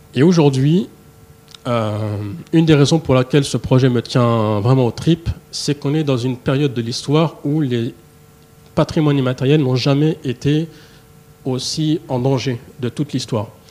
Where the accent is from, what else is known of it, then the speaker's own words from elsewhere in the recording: Paris, Île-de-France, France; je suis né à Paris, j'ai grandi ici en France.